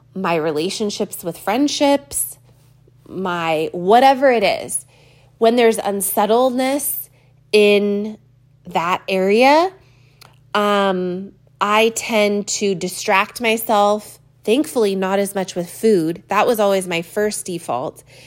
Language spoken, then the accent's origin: English; California, United States; I've never seen so much rain in my life as a Californian.